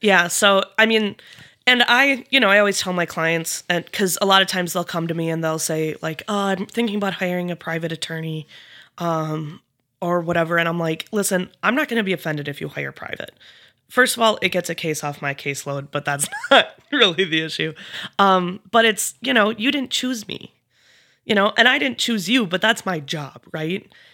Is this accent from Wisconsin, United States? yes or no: yes; Eau Claire, Wisconsin, United States; moved away as an adult; now in Fergus Falls, United States; I grew up in Eau Claire, Wisconsin